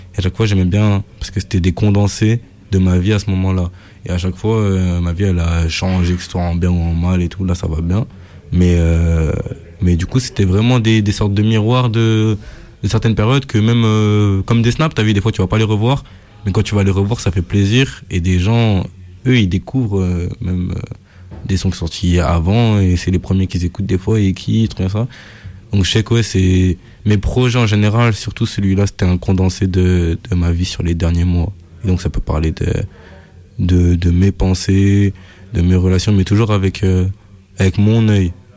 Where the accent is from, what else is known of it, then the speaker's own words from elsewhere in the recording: France; je suis français